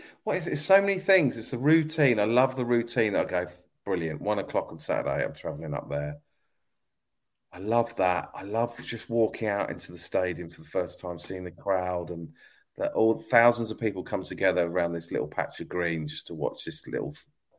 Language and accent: English; South East England, United Kingdom; I've been supporting Man United all my life and only been to see them two or three times because I came down from Sussex.